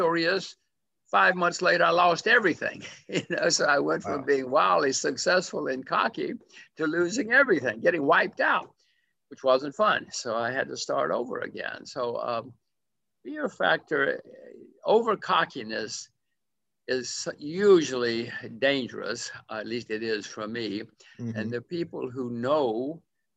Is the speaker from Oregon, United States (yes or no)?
no; Alabama, United States; moved away; also born or lived in Hugo, Oklahoma; I grew up in another small town in Alabama